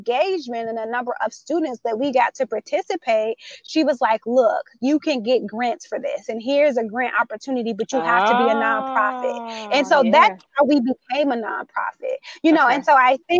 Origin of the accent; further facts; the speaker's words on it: Chicago, Illinois, United States; I'm a Chicagoan